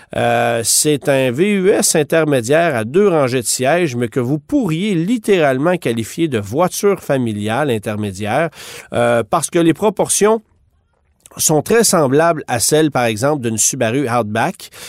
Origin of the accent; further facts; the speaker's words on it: Canada; chez nous, au Canada